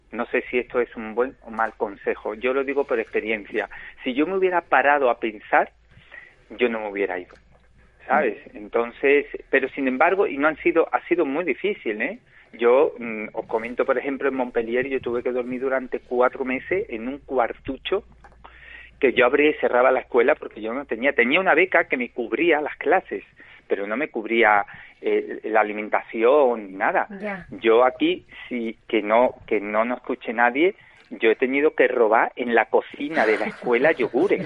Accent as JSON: {"language": "Spanish", "town": "Málaga", "region": "Andalusia", "country": "Spain", "tie": "born or raised there", "said": "yo soy malagueño. O pues, sea, malagueño de nacimiento, de, un barrio típico, típico, que es el barrio casi como Triana en Sevilla, pero aquí es la Trinidad mm. de Málaga. Y nada, pues ahí me crié"}